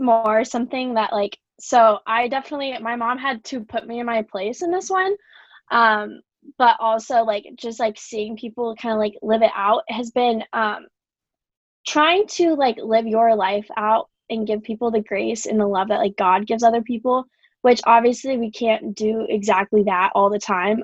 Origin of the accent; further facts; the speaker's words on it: Waukee, Iowa, United States; now in Iowa City, United States; I'm from Waukee